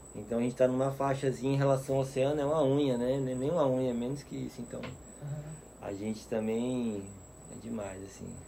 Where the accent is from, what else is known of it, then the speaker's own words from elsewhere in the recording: Aracaju, Sergipe, Brazil; moved away as an adult; also born or lived in Fernando de Noronha; now in Piracanga, Brazil; eu nasci na beira do mar mesmo, me criei, né? Até, na verdade, Desde que eu saí de Aracaju com 23 anos